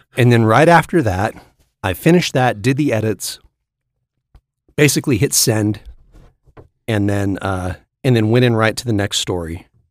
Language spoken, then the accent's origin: English; Sacramento, California, United States; I was from Sacramento